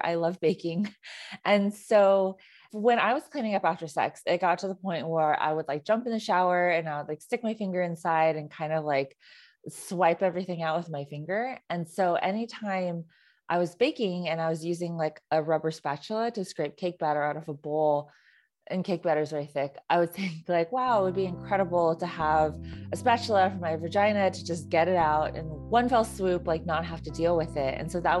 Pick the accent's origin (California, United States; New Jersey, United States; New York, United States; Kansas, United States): California, United States; I mean, so I grew up in the Bay Area and I went to a predominantly Asian high school.